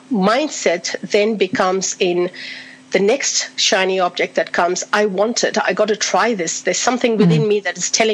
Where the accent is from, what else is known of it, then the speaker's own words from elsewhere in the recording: India; now in Australia; I'm originally from India, been in Australia for 38 years